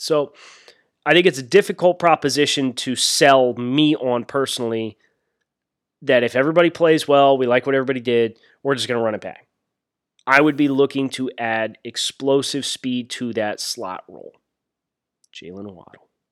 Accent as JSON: {"language": "English", "region": "Northeastern", "country": "United States", "accent": "Northeastern", "said": "my Northeastern accent"}